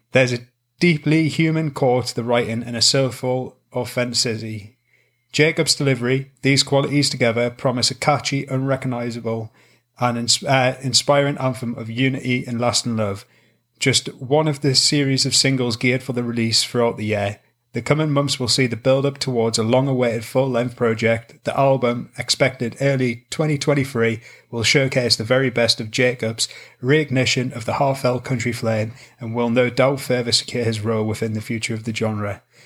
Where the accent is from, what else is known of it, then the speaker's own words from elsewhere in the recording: Newcastle upon Tyne, North East England, United Kingdom; accent: Geordie; we're from Newcastle, England, you know, the hmm. home of the Geordies